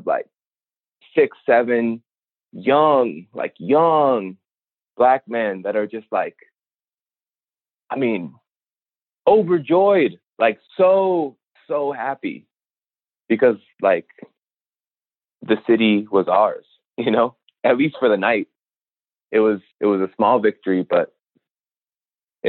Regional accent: Minneapolis, Minnesota, United States; I'm a black man, born and raised in Minneapolis

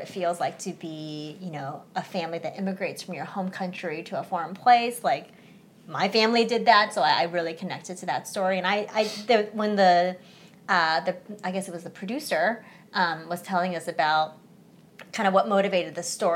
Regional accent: United States; English is a second language; when I first came to America, like my mom's number one focus was like learn English as fast as possible. I was five, so I was pretty young

